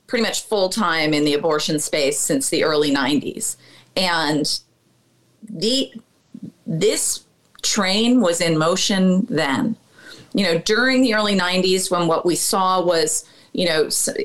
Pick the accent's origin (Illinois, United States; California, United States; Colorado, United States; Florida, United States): Illinois, United States; Chicago; I'm from the North Lakefront